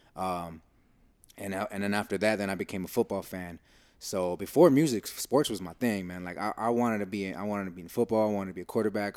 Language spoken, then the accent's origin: English; United States; we're coming from the States